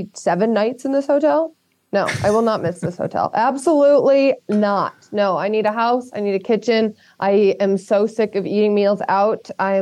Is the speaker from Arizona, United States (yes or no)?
no; Chicago, Illinois, United States; moved away as an adult; also born or lived in New York / Boston / Florida; now in Fairfield, United States; I'm born and raised in Chicago. Then I moved to New York. Then I moved to Boston. Then work moved me to Florida. Now I'm living in a hotel, but I will be in Connecticut in the week.